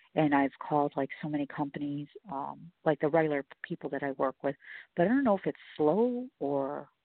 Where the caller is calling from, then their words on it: Chicago, Illinois, United States; I'm calling from Chicago.